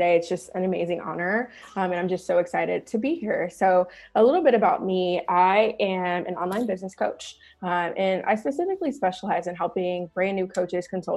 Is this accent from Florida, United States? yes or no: no; Chicago, Illinois, United States; moved away as an adult; now in Scottsdale, United States; I am originally from Chicago, born and raised, grew up in Chicago